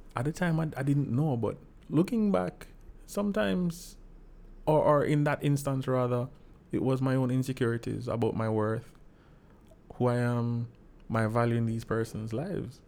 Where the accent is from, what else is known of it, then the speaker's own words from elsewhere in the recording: Saint Andrew, Jamaica; I'm from the lovely parish of Saint Andrew